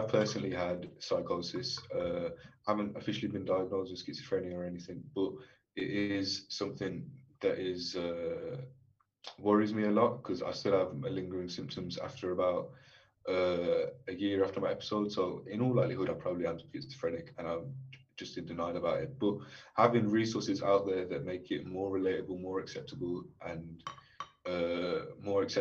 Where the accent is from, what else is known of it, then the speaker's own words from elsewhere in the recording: England, United Kingdom; I'm 19. I'm from England.